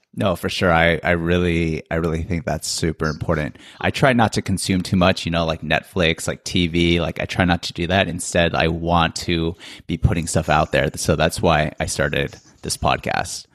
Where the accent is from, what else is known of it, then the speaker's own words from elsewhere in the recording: United States; moved away as an adult; now in South Korea; we are Asian American. And so we grew up like in a certain culture